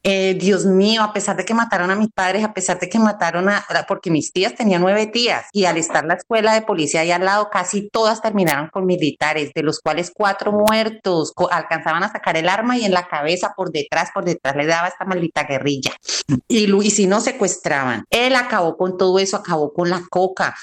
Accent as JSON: {"language": "Spanish", "town": "Tuluá", "region": "Valle del Cauca", "country": "Colombia", "moved": "yes", "said": "soy de la ciudad, de la ciudad de Tuluá, del corazón del valle"}